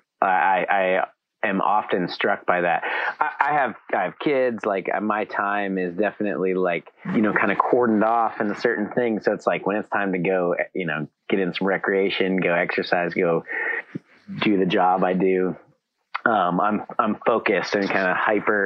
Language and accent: English; Alta, Wyoming, United States; moved away as an adult; also born or lived in Salt Lake City, Utah; I grew up in Alta, Wyoming.